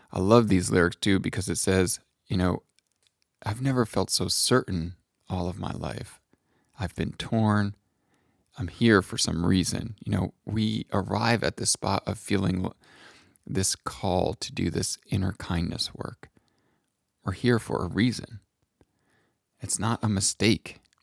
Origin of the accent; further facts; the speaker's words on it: New England, United States; a white man growing up in New England